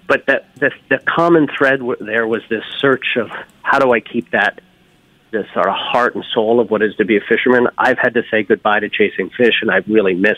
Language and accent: English; Newfoundland and Labrador, Canada; now in New Haven, United States; I was born up in Newfoundland, this little village, most eastern point in all of North America, you know, houses painted red, greens, blues, lived next to a fisherman's co-op